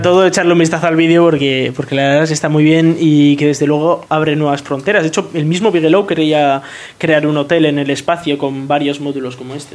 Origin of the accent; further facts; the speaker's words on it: Bilbao, Basque Country, Spain; yo soy de Bilbao y me voy a ir a vivir a Virginia